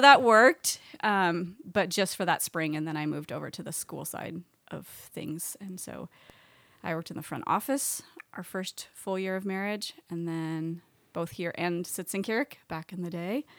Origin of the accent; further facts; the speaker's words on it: Oregon, United States; moved away as an adult; I was born in Oregon and grew up there